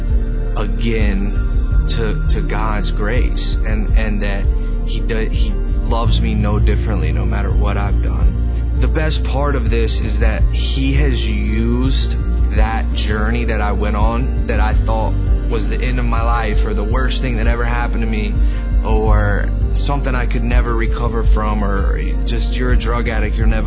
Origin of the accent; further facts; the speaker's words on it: Lincolnton, North Carolina, United States; I'm from Lincolnton, North Carolina. I grew up in a small town going to church.